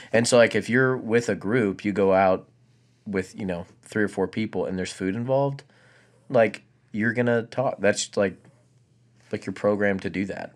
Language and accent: English; Abilene, Texas, United States; also born or lived in Tennessee; Abileen's my hometown